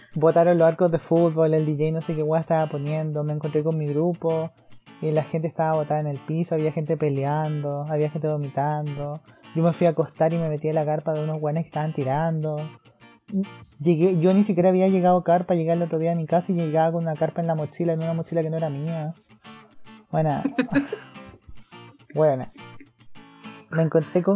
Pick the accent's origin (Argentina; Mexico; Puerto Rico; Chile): Chile; Iquique, Tarapacá; moved away as an adult; now in Santiago, Chile; Nosotros somos de Iquique, y yo soy, éramos de Quique de a Santiago, yo me quedé aquí, estoy erradicada en Santiago